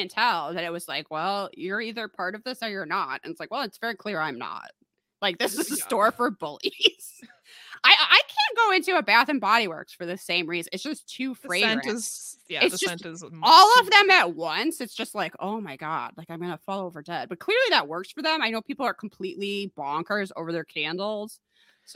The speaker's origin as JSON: {"language": "English", "country": "United States", "said": "I'm an American"}